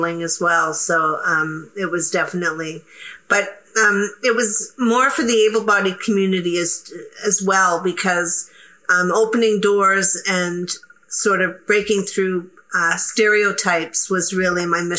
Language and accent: English; Canada; I'm very proud to be Canadian